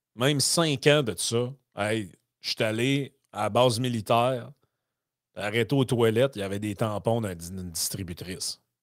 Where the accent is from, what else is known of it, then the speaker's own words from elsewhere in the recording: Quebec, Canada; par chez nous au Lac-Saint-Jean